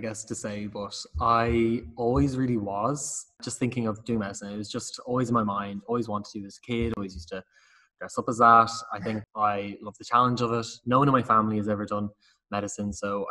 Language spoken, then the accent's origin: English; Dublin, Leinster, Ireland; my accent may betray me, but I am from Dublin and UCD is nearby.